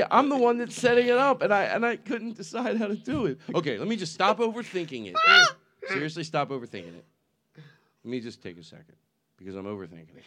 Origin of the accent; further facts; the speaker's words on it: United States; moved away; the bridges I grew up with. I mention the Tacony Pomara Bridge